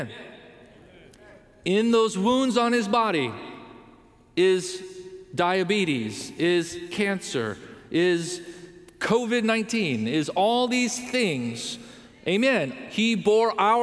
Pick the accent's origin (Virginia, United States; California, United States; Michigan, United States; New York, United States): California, United States; Southern; We grew up in Southern California.